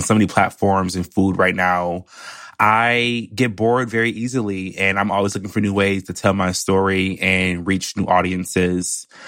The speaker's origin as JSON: {"language": "English", "region": "Michigan", "country": "United States", "moved": "yes", "lives_now": "New York, United States", "said": "I'm from Michigan"}